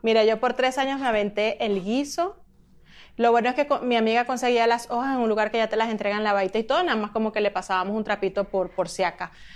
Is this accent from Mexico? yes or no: no; Venezuela; moved away; después que me fui de Venezuela